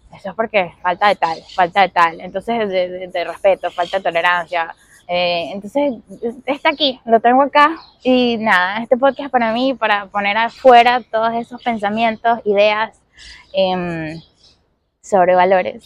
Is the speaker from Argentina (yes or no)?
no; Venezuela; moved away as an adult; also born or lived in Caracas; now in Miami, United States; yo soy venezolana, llevo ya siete años viviendo aquí en Miami